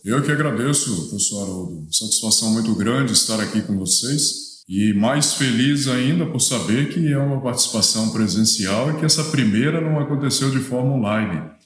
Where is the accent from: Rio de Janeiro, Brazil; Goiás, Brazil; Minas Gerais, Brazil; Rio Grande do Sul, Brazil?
Minas Gerais, Brazil; moved away as an adult; also born or lived in Espírito Santo; sou mineiro, nasci em Minas Gerais, fui para o Espírito Santo para fazer faculdade